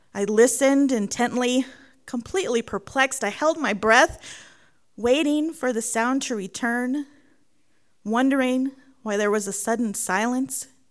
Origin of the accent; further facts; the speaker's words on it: San Antonio, Texas, United States; now in Dolores, United States; I grew up in San Antonio, Texas, but spent nearly every summer at my grandparents' house in Commerce City, Colorado